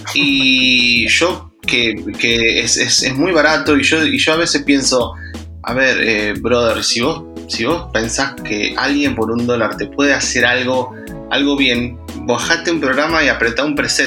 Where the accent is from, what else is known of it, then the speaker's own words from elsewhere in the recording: Argentina; yo, yo soy, argentino eh, y trabajo casi nada para Argentina